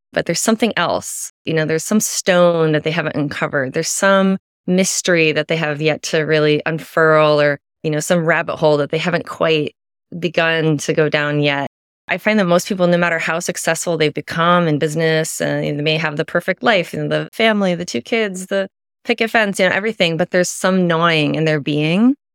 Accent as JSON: {"language": "English", "region": "Midwest", "country": "United States", "tie": "born or raised there", "said": "I was raised Catholic in the Midwest, pretty conservative upbringing"}